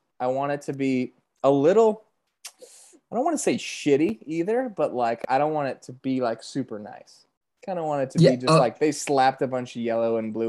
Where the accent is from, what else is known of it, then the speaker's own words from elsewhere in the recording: United States; I'm American